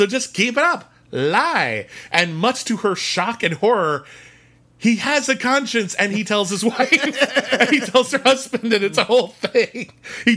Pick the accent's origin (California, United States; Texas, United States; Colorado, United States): California, United States; Pasadena; I grew up in Pasadena.